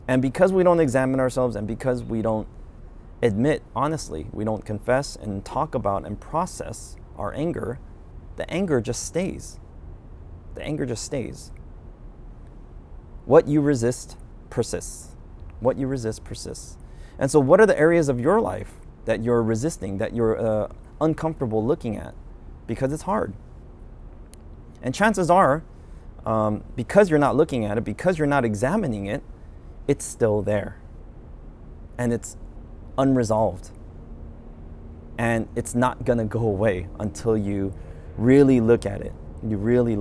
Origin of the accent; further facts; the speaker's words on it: United States; I'm Korean American, so I'm familiar with Korean culture